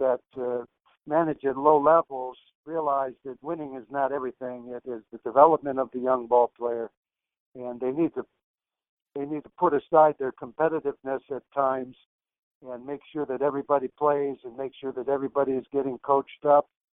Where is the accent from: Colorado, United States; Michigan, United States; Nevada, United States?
Michigan, United States; Detroit; I grew up in Detroit, one of 13 children.